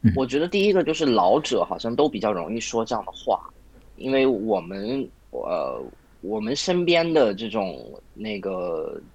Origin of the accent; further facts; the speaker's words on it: China; 照我们中国人来说啊